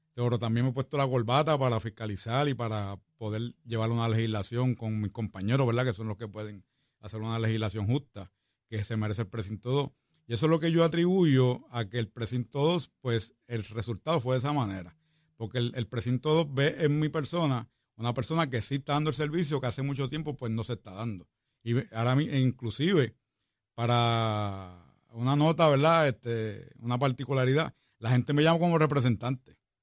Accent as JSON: {"language": "Spanish", "town": "San Juan", "country": "Puerto Rico", "tie": "born or raised there", "also_born_or_lived": "Barriada Venezuela, Río Piedras", "said": "nací me crié en el barrio, en el Fanguito, en Santurce"}